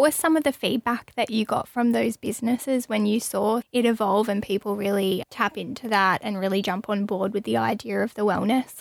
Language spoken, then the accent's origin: English; Australia; growing up in Australia